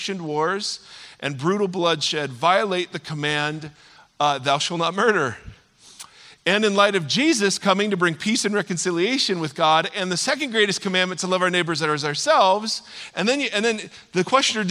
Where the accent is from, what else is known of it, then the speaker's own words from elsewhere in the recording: Ohio, United States; now in California, United States; I'm from Ohio